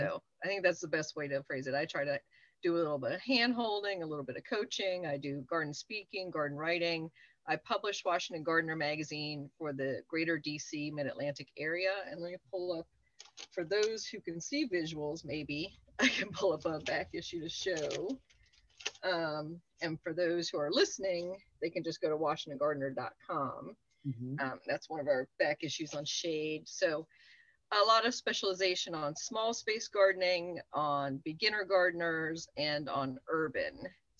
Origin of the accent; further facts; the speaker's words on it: Nuremberg, Bavaria, Germany; born there; I was born in Nuremberg, and I was an army brat.